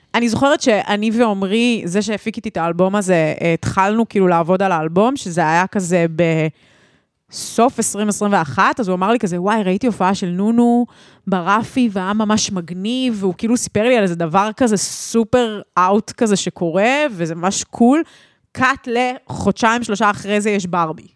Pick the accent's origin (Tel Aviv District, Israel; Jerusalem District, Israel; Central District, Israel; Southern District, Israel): Central District, Israel; Ra'anana; גדלנו שתינו ברעננה